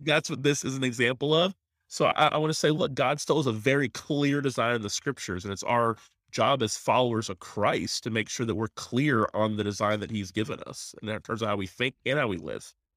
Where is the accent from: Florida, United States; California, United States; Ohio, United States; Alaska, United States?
Florida, United States; Tallahassee; I'm actually a pastor in my hometown, so pretty neat to be a chance to minister where I grew up. in Tallahassee, Florida